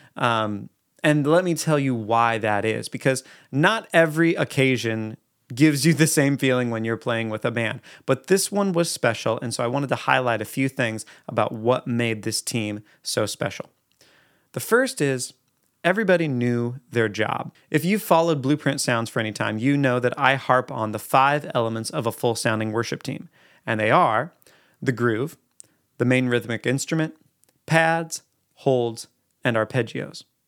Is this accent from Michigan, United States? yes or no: no; Eugene, Oregon, United States; I'm from Eugene, Oregon